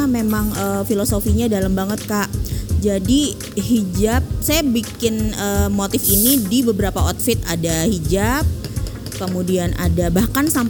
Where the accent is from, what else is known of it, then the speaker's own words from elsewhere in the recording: Palangkaraya, Central Kalimantan, Indonesia; SMP itu di uh, Kalimantan Tengah tepatnya kota Palangkaraya.